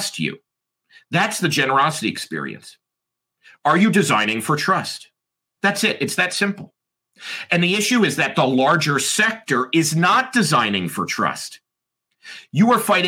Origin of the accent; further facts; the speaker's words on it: United States; I'm American